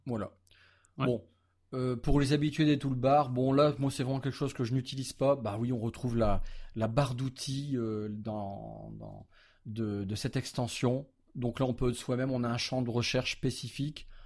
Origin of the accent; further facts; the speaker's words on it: France; chez nous en France